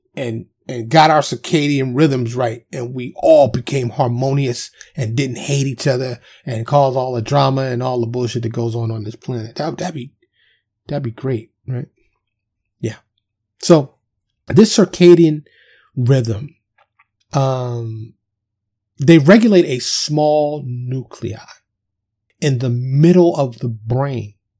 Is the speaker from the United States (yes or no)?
yes; New York City, New York, United States; I was born and raised in, in, in Manhattan, Upper Manhattan, otherwise known as Harlem and the Bronx